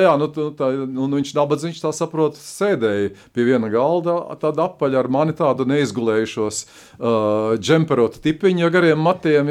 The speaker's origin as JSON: {"language": "Latvian", "country": "Latvia"}